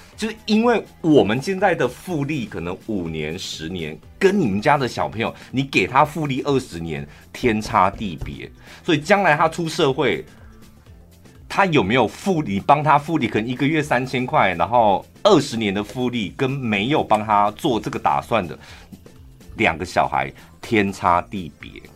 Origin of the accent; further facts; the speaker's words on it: Taichung, Taiwan; 我们台中人